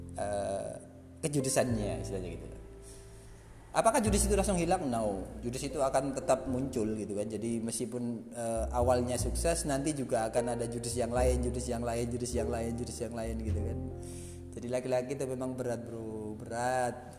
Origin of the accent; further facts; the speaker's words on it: Lamongan, East Java, Indonesia; saya dari Lamongan